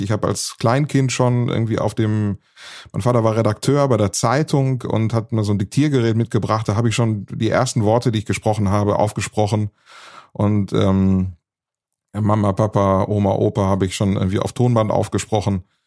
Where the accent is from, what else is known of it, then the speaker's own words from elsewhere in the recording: Bad Oeynhausen, North Rhine-Westphalia, Germany; now in Frechen, Germany; bin ich ins Radiostudio gegangen damals äh, in Bad Oeynhausen, ins Radiostudio der Volkshochschule. Und äh, ja, so war meine Jugend dann tatsächlich im, im Radiostudio, die ich dort verbracht habe